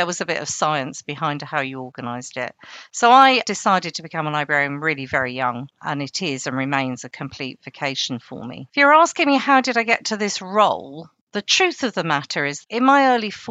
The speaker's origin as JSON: {"language": "English", "town": "Rochester", "region": "South East England", "country": "United Kingdom", "tie": "born or raised there", "also_born_or_lived": "Malta", "said": "I grew up in Rochester"}